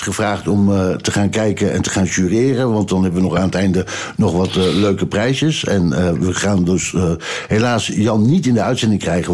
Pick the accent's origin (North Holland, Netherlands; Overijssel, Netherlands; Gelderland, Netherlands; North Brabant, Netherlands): Overijssel, Netherlands; Ommen; Ik kom dan uit Ommen, dat was dan niet zo ver van Deventer